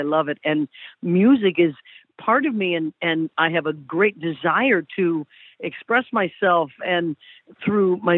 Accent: Kansas, United States; now in California, United States; I come from Kansas and live in California now

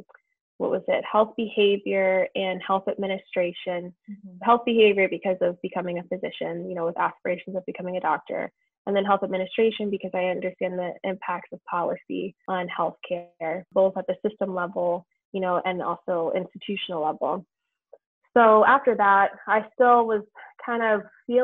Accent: Southern Maryland, United States; moved away; I'm originally from Maryland. I grew up in Maryland

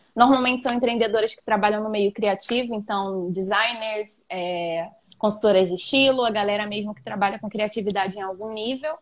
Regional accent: Brazil; eu cresci aqui em Santa Cruz mesmo

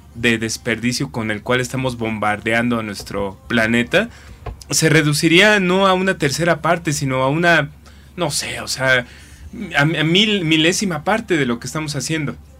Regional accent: Mexico

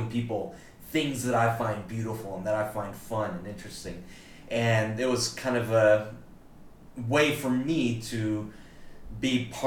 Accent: South Mississippi, United States; moved away as an adult; also born or lived in Florida / Missouri; now in Asheville, United States; I was born in Florida, but mostly raised in South Mississippi

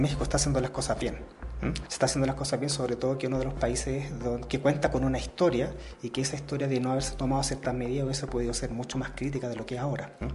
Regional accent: Chile

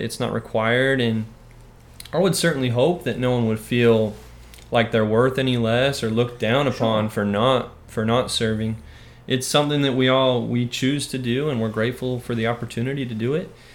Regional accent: Orem, Utah, United States; moved away as an adult; now in Texas, United States; I'm from Orem, Utah originally and uh, born and raised

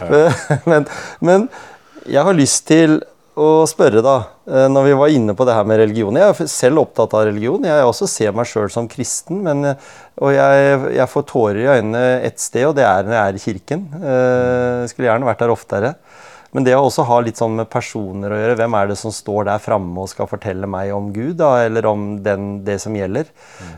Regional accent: Norway; vi som nordmenn

